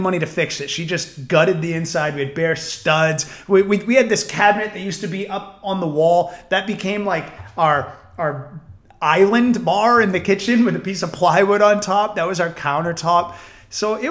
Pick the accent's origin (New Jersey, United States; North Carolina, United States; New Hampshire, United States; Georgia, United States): New Hampshire, United States; I grew up in New Hampshire